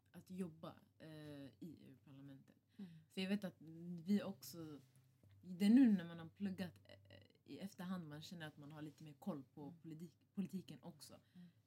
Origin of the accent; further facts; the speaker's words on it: Husby, Stockholm County, Sweden; i och med att vi kommer alla från Husby